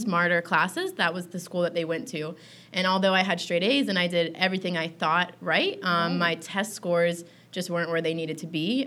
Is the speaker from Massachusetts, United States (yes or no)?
no; Tallahassee, Florida, United States; I grew up in Tallahassee, Florida